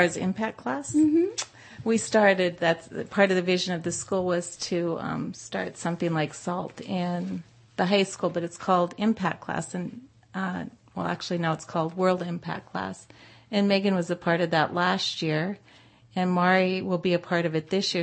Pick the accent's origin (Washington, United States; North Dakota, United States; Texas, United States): North Dakota, United States; also born or lived in Anchorage, Alaska / Bay Area, California; now in Modesto, United States; I grew up in North Dakota